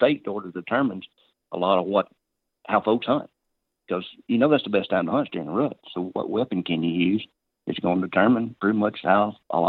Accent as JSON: {"language": "English", "region": "the South", "country": "United States", "tie": "born or raised there", "said": "I grew up gun hunting in the South"}